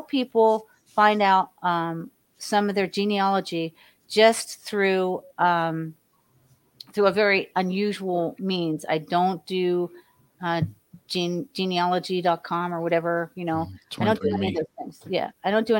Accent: Miami, Florida, United States; also born or lived in Hollywood, Florida; I was raised in Ives Estates in Miami, Florida

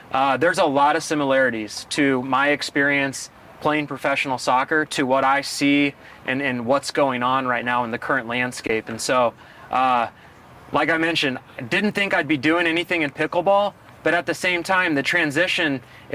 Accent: Kansas City, United States; I am from Kansas City, born and raised

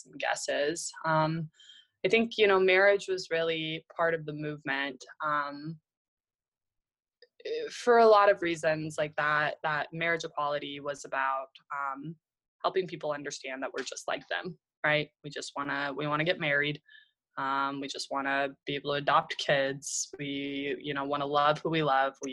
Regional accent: Oklahoma City, Oklahoma, United States; I grew up in Oklahoma City, and I went to Northeast High

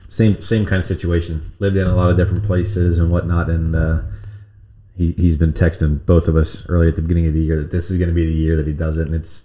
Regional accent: United States; born or raised there

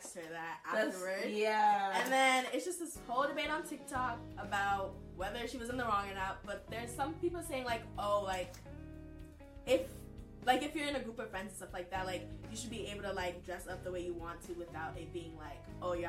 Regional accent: New York, United States; moved away as an adult; I'm from New York and it is pretty culturally diverse

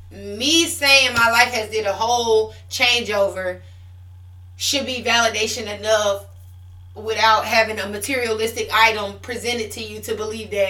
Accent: Puerto Rico; So I got saved in June after I came from Puerto Rico

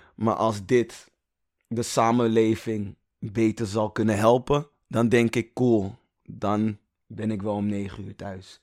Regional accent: Amsterdam, North Holland, Netherlands; also born or lived in Toronto, Canada; ik echt 20, 20 jaar in Gein heb gezeten

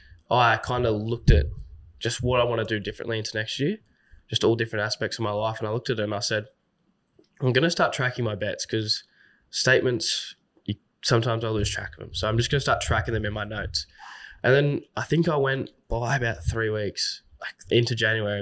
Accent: Sydney, New South Wales, Australia; I'm from Sydney

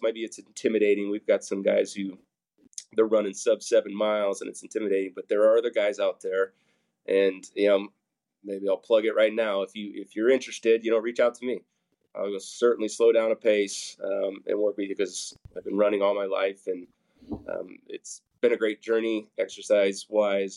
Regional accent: Papillion, Nebraska, United States; I grew up in Papillion, um, so I've got strong roots there

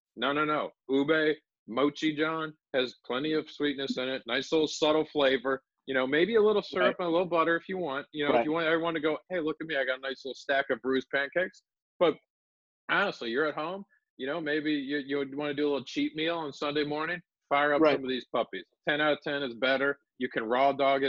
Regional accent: Maryland, United States; I'm from Maryland. I live in Maryland

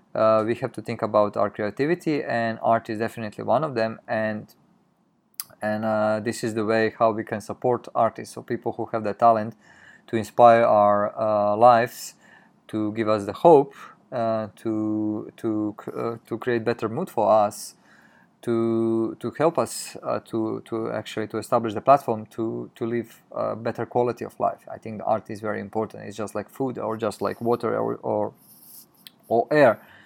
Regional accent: Croatia; moved away as an adult; now in Tokyo, Japan; we used to live in Europe, in Croatia, in my home country, and then m-, when we moved, uh, six years ago in, in Japan, in Tokyo

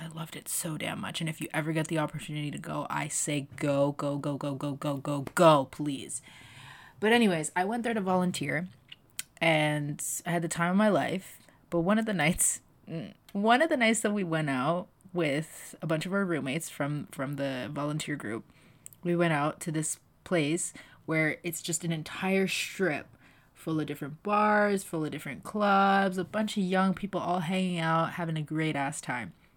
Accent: Toronto, Ontario, Canada; far away from my hometown of the G T

